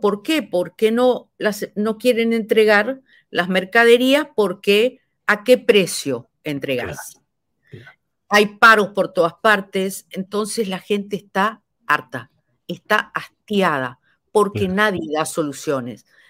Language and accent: Spanish; Argentina; also born or lived in Mexico; mi país